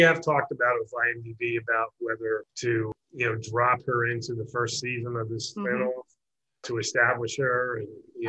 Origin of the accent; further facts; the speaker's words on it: Florida, United States; also born or lived in Tampa; now in Los Angeles, United States; I grew up in Florida.